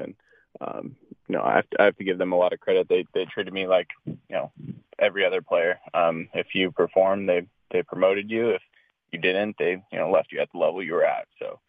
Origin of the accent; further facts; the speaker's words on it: West Covina, California, United States; also born or lived in San Diego; I grew up in West Covina, and then, like you said, went to college in San Diego.